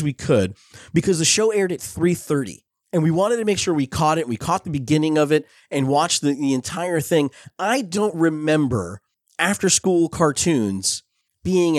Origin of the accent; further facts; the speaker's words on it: Belleville, New Jersey, United States; When I was a kid growing up in Belleville, New Jersey